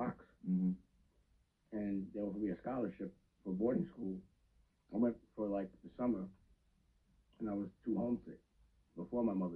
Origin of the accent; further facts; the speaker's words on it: New York City, New York, United States; also born or lived in Bronx, New York; I was born in the Bronx, raised in East Harlem